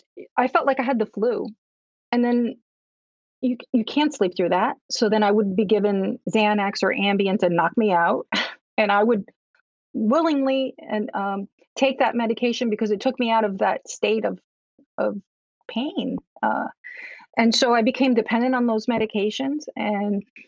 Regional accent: Newark, New Jersey, United States; also born or lived in Cuba; I'm an immigrant to this country. I grew up in Newark, New Jersey

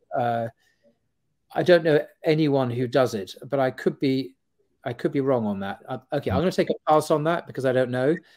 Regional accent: United Kingdom; we, as British Muslims

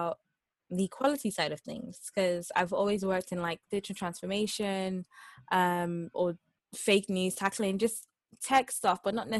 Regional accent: Nigeria; now in United Kingdom; I'm Nigerian

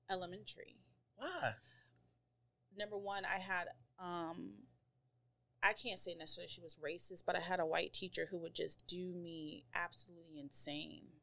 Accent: Colorado, United States; now in Maryland, United States; So I moved to Maryland from Colorado.

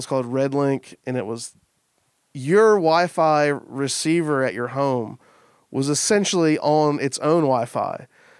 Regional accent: Kentucky, United States; But it's like, yeah, I'm from Kentucky.

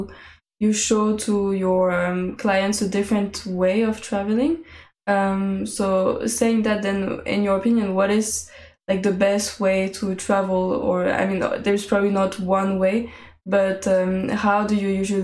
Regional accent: Paris, Île-de-France, France; I was born in Paris

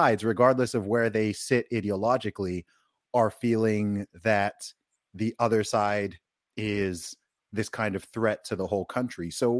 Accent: Saudi Arabia; I grew up in Saudi Arabia, and I was in an international school from kindergarten up until fifth grade.

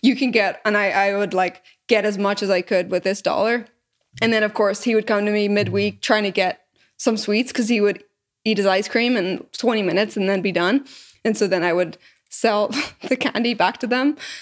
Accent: Northern Ireland, United Kingdom; moved away as an adult; also born or lived in Canada / England / Scotland; now in Austin, United States; I was born in Canada, but I moved before I was even one, 'cause my parents are Irish, from Northern Ireland. And so when I, I grew up until I was eighteen there

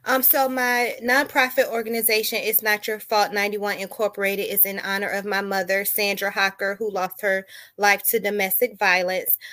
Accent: Daytona Beach, Florida, United States; also born or lived in Detroit, Michigan; now in Chesapeake, United States; I have roots in Detroit, Michigan, but I am from Daytona Beach, Florida, and I currently reside in Chesapeake, Virginia.

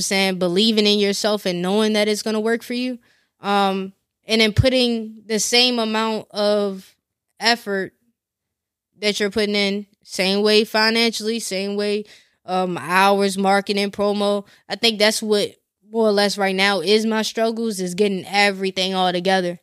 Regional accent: Glen Burnie, Maryland, United States; moved away; also born or lived in Annapolis; I don't live, um, in Glen Burnie anymore

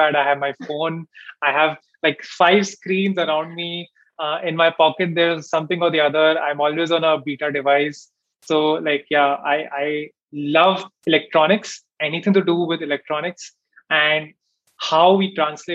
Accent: Delhi, India; moved away; also born or lived in Bangalore; I'm from Delhi as well

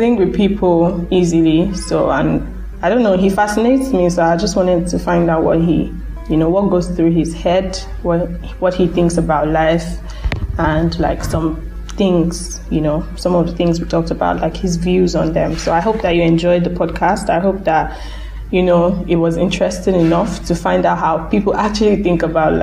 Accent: Nigeria; being Nigerian

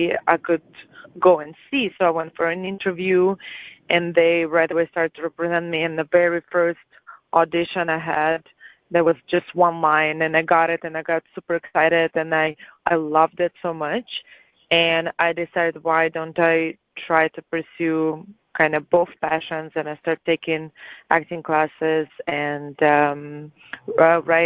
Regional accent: Latvia; English is a second language; moved away as an adult; now in Canada; I am from Latvia

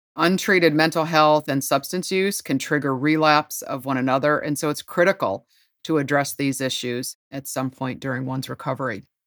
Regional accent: Ohio, United States; moved away as an adult; also born or lived in North Carolina; Ohio, my home state, even though I lived many years in North Carolina

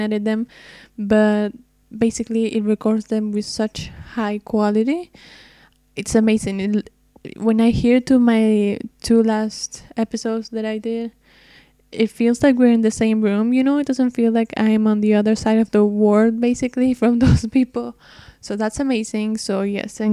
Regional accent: Argentina; I'm from Argentina, which is very, very far away from the States

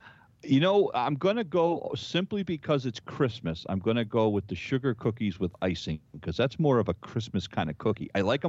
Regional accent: New England, United States; New England. I'm nowhere near Ohio.

